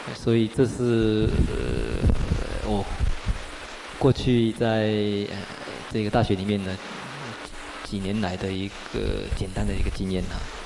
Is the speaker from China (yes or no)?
no; Taiwan; first language Mandarin and Taiwanese Hokkien; 我生长在一个台湾人的家庭，我使用国语，使用台语